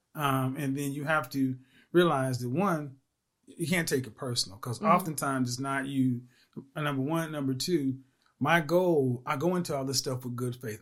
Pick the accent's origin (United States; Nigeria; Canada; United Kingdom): United States; Oklahoma; I'm from Oklahoma